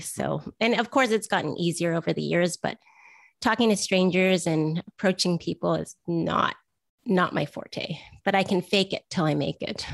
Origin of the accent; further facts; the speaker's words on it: Vancouver, British Columbia, Canada; I'm from Vancouver